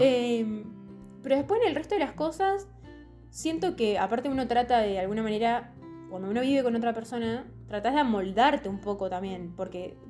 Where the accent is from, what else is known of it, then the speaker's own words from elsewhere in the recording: Santa Rosa, La Pampa, Argentina; moved away as an adult; also born or lived in Córdoba; yo vengo de el campo, así, la pampa